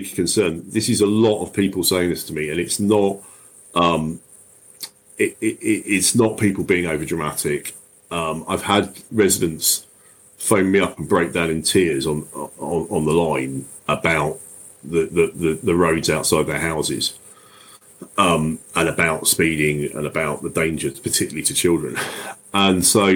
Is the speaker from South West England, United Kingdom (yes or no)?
no; Crowborough, South East England, United Kingdom; also born or lived in Tunbridge Wells; my hometown of Crowborough